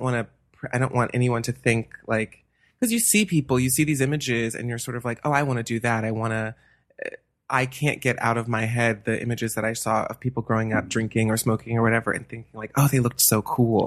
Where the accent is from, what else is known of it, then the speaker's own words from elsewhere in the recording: Atlanta, Georgia, United States; moved away as an adult; also born or lived in New Hampshire; now in Los Angeles, United States; I'm from Atlanta, Georgia, born and raised.